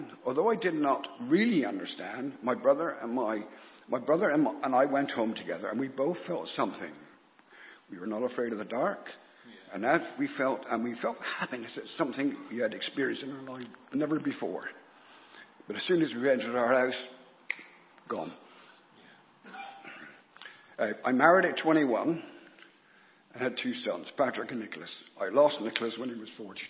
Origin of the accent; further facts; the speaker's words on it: North Petherton, South West England, United Kingdom; I was born in North Petherton to a family of six children